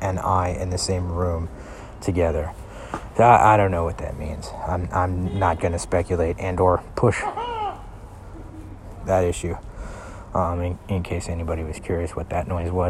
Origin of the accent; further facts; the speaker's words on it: Houston, Texas, United States; I'm from Houston, Texas